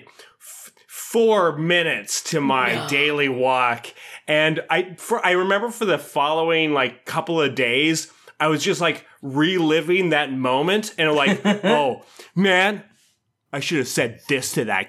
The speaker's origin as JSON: {"language": "English", "town": "Minnedosa", "region": "Manitoba", "country": "Canada", "tie": "born or raised there", "said": "when I was growing up in Minnedosa"}